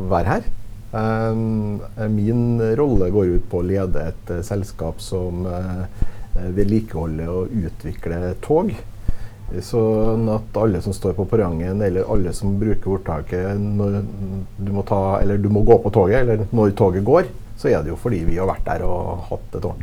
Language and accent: Norwegian; Trøndelag, Norway; Nei, jeg er jo født og oppvokst i Trøndelag, skal jeg si.